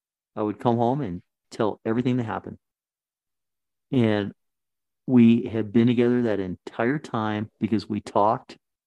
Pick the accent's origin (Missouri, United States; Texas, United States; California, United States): California, United States; I'm from California.